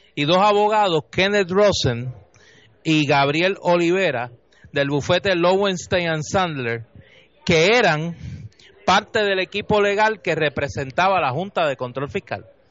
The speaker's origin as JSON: {"language": "Spanish", "country": "Puerto Rico", "said": "somos los puertorriqueños"}